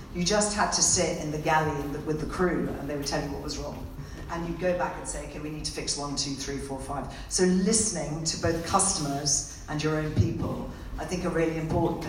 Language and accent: English; India; moved away; I was born and brought up in India.